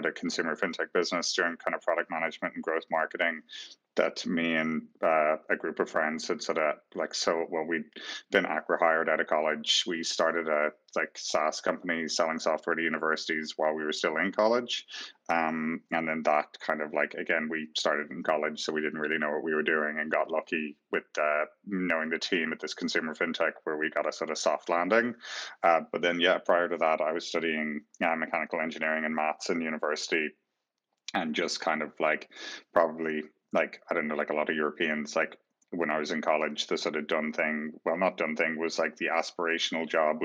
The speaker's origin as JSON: {"language": "English", "country": "Ireland", "tie": "born or raised there", "said": "I was growing up in Ireland"}